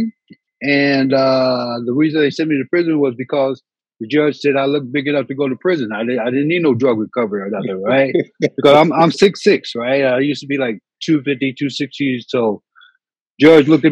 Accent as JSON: {"language": "English", "region": "Indiana", "country": "United States", "also_born_or_lived": "California", "moved": "yes", "lives_now": "San Francisco, United States", "said": "I'm from Indiana. I have no family out here"}